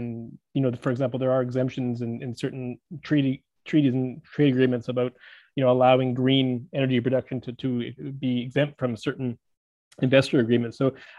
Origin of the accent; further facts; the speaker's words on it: Vancouver, British Columbia, Canada; I'm actually from Vancouver, British Columbia